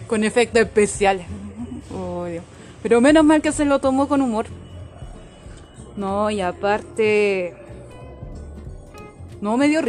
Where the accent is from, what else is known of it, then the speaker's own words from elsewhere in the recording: Chile; nosotras somos, aquí somos cuatro chilenos en total.